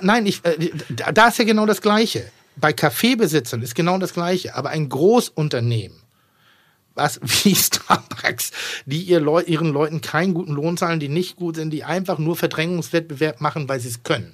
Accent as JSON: {"language": "German", "region": "Northern Germany", "country": "Germany", "tie": "born or raised there", "said": "ich bin in Norddeutschland groß geworden und ich bin im, im Gasthof groß geworden"}